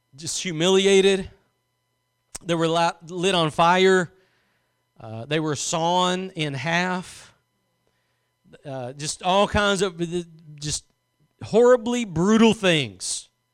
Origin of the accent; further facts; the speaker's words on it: Louisiana, United States; I was born in Louisiana